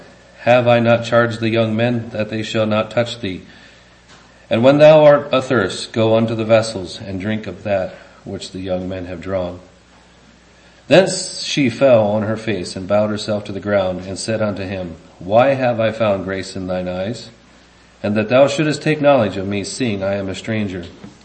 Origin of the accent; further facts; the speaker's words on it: England, United Kingdom; guess if you know Dutch, there must be some adjectives that you can express in there that, for me as an Englishman, I don't get.